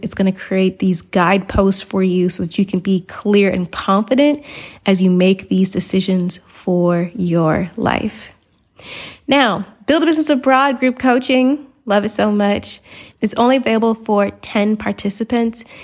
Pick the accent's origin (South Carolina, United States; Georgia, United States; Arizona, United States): Georgia, United States; Atlanta; moved away; I'm from Atlanta